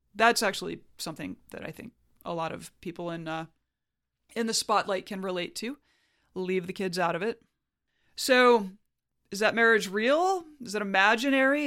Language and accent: English; Huntsville, Alabama, United States; my hometown of Huntsville, Alabama